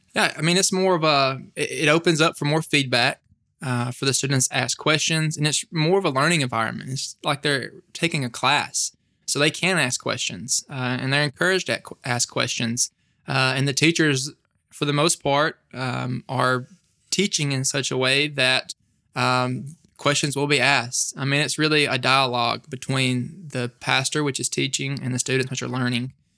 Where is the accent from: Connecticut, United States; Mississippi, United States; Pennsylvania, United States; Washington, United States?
Mississippi, United States; Smithville; I am, er, you know, born and raised Northeast Mississippi. Uh, my hometown is probably an hour and a half from Starkville